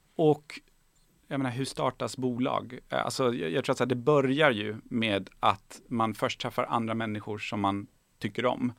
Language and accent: Swedish; Bjuv, Skåne, Sweden; also born or lived in Tehran, Iran / Kalmar; när jag var fem så eh, landade vi i Helsingborg. Mm. Eh, i en väldigt liten ort som heter Bjuv